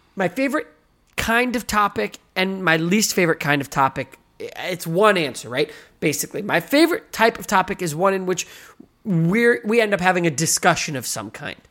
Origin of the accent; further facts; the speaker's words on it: United States; I'm American